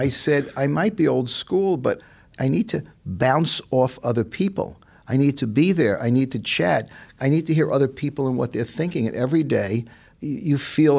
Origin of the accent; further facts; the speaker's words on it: New York City, New York, United States; moved away; I grew up in the Bronx. I'm not a suburb guy.